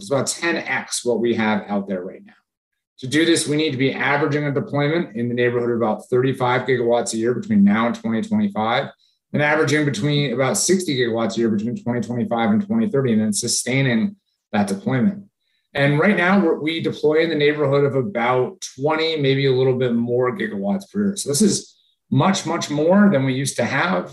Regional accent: Hartford, Connecticut, United States; I grew up in Connecticut outside Hartford

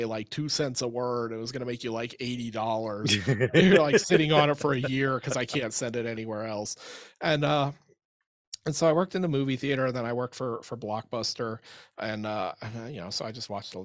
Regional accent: Pittsburgh, Pennsylvania, United States; I was a kid and I grew up in the Pittsburgh area

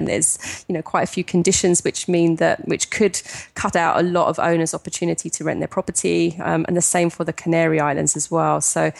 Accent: Wimbledon, London, United Kingdom; moved away as an adult; now in Spain; So yeah, that's where I grew up and lived in South London for until I was 30 and came to Spain.

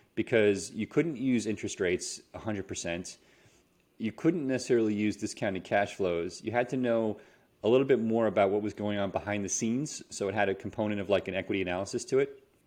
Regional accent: New York City, New York, United States; moved away as an adult; also born or lived in California; I'm from New York City

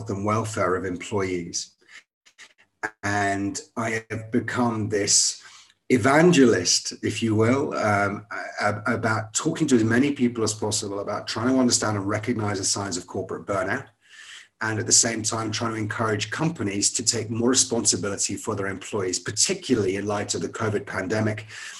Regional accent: Scotland, United Kingdom; moved away; I went to a good private school in Scotland. I'm from Scotland originally

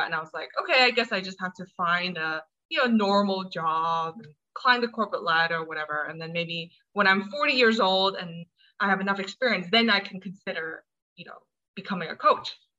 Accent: Hong Kong; also born or lived in United States; I'm from Hong Kong. Um, I was born in the States, but I spent most of my life here.

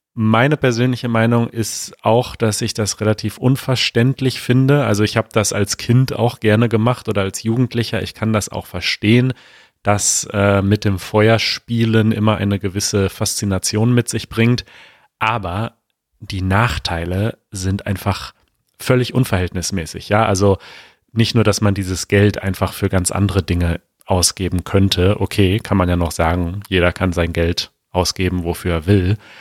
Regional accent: Berlin, Germany; vor allem als Berliner

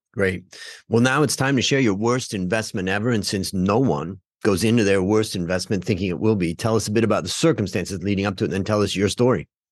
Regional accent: Cleveland, Ohio, United States; I grew up in Cleveland

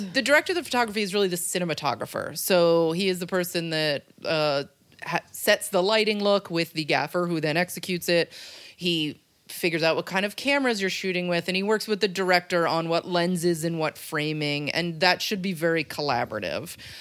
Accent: Rhinebeck, New York, United States; moved away as an adult; now in Los Angeles, United States; I'm from Rhinebeck, New York

